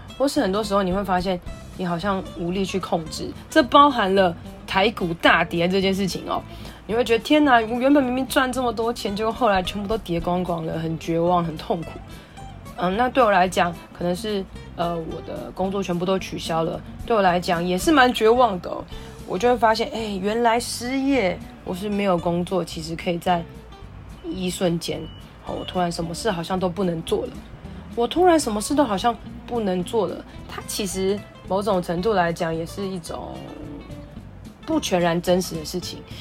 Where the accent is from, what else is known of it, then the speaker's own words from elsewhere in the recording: Taiwan; 那我的家乡发生什么事了